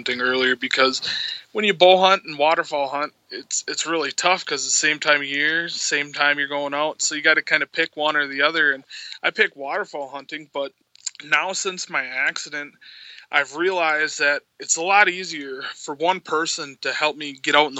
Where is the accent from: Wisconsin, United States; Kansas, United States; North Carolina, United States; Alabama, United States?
Wisconsin, United States; Green Bay; also born or lived in Pulaski, Wisconsin / Black Creek, Wisconsin; born and raised in Green Bay